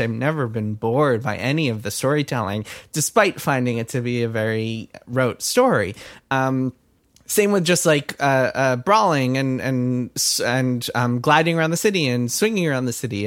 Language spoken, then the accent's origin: English; Westchester, New York, United States; my hometown of Westchester